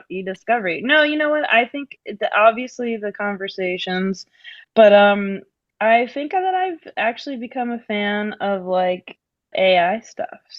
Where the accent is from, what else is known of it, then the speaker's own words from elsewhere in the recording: Scranton, Pennsylvania, United States; I'm from Scranton, Pennsylvania, and we always say uh, a tray of pizza instead of like a pizza or a pizza pie.